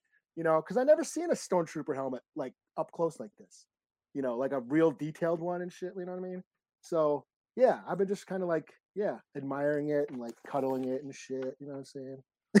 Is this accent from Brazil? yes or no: yes; Brazil; I'm from Brazil.